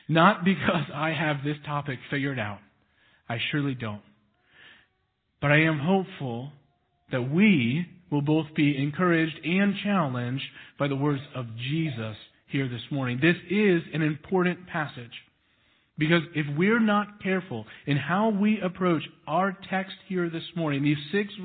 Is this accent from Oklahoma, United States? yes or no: no; Texas, United States; now in Missouri, United States; I was born in Texas